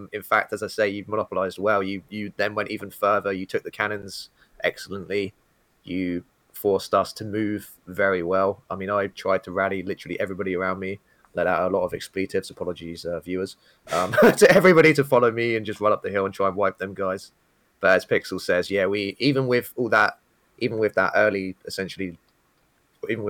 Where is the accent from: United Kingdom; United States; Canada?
United Kingdom; being British and my accent